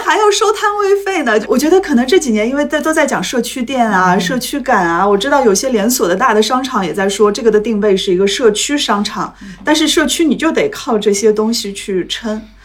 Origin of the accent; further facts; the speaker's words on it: Shanghai, China; 我上海人